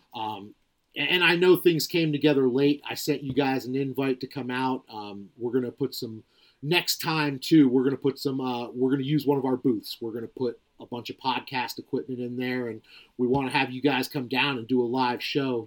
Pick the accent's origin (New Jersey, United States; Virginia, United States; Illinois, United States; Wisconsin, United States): New Jersey, United States; I was a, a kid that was, growing up in New Jersey